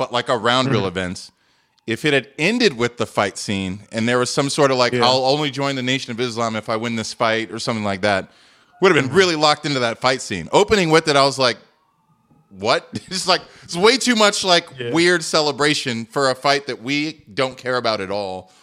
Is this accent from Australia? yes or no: no; West Coast, United States; I'm from the West Coast